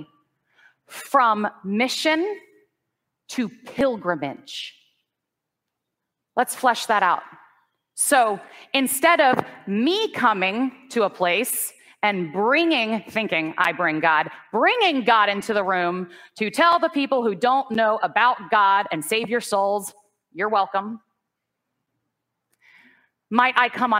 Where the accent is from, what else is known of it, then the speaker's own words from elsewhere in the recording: the South, United States; where I grew up in the South, I didn't see very many kind examples of the Christian tradition